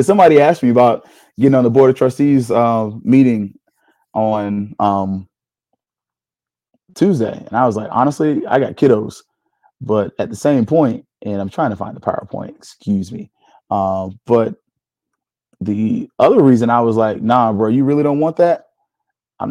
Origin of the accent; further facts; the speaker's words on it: Tallahassee, Florida, United States; I'm from Tallahassee